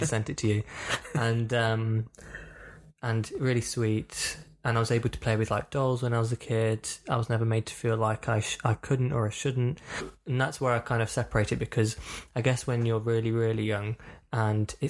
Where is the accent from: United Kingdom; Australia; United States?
United Kingdom; Burton upon Trent, West Midlands; I am from the Midlands. I'm from a town called Burton upon Trent.